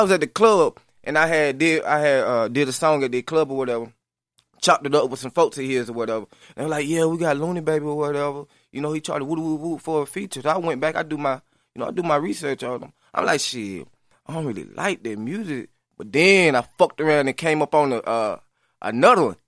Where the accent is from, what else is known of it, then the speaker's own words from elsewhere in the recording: Lafayette, Alabama, United States; moved away; I'm from LaFelda, Alabama. A little small little city